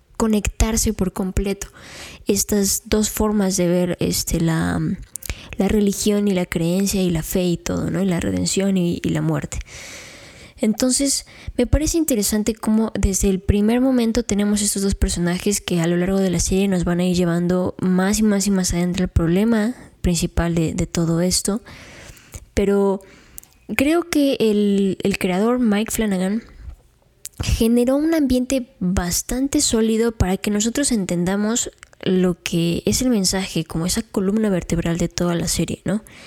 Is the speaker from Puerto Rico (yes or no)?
no; Mexico; conforme vamos creciendo como mexicanos